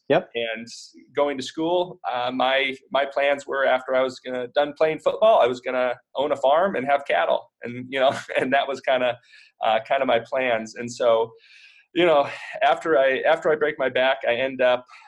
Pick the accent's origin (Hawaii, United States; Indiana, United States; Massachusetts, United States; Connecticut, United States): Indiana, United States; moved away as an adult; also born or lived in Nebraska; we're actually both from Indiana